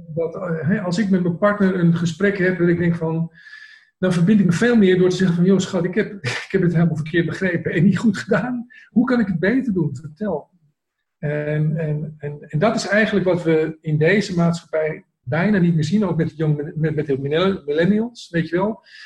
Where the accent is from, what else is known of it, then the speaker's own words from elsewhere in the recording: Amsterdam, North Holland, Netherlands; ik kom uit Amsterdam, ik kom in de binnenstad ben ik geboren van Amsterdam, ik heb daar 25 jaar gewoond.